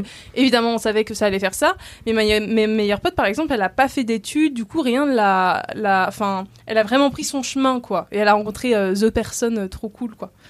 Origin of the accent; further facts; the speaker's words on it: Rennes, Brittany, France; now in Paris, France; je suis bretonne depuis 6 générations